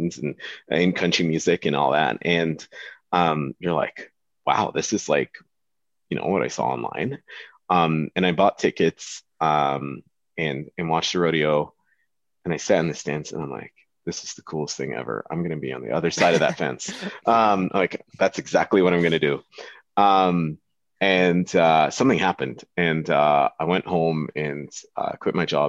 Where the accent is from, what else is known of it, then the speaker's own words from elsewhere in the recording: Dubai, United Arab Emirates; moved away as an adult; now in Alberta, Canada; growing up in Dubai